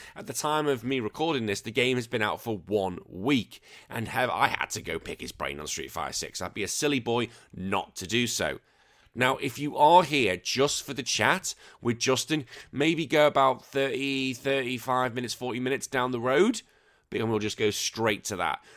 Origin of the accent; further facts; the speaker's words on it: United Kingdom; moved away as an adult; now in Australia; I am a British man living here in Australia